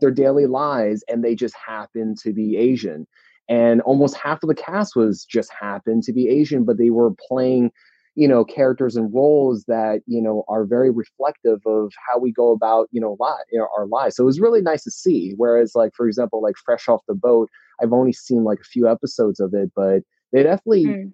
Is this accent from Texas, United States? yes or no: no; New Jersey, United States; me and my sister we were born and raised in New Jersey